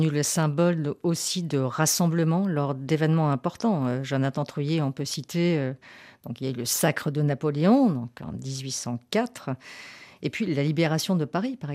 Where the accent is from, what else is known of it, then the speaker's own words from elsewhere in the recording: Chile; Nous sommes 12 amis qui nous eh, connaissons depuis 40 ans. On vient du Chili pour une semaine en France.